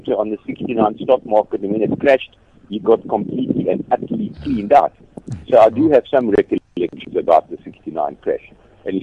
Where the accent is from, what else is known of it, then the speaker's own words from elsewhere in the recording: Kimberley, Northern Cape, South Africa; I come from Kimberley